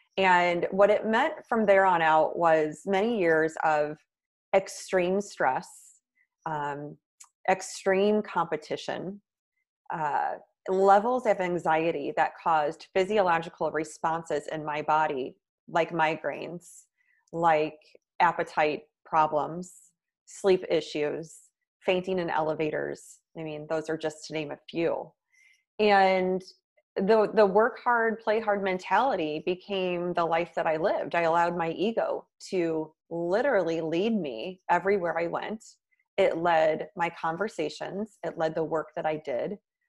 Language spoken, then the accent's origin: English; Midwest, United States; now in New York City, United States; And then I moved to New York City from the Midwest, which was a big, long-time dream of mine.